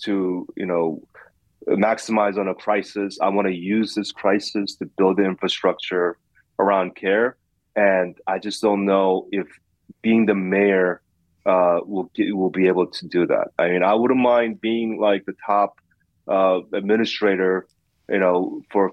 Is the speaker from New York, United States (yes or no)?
yes; New York City, New York, United States; I grew up in Queens. This is my hometown.